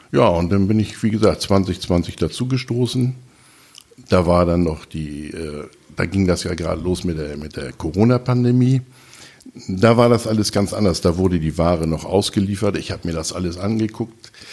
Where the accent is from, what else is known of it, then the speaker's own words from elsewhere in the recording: Münster, North Rhine-Westphalia, Germany; born there; Bin gebürtiger Monsteraner, bin verheiratet, habe zwei Kinder, zwei Enkelkinder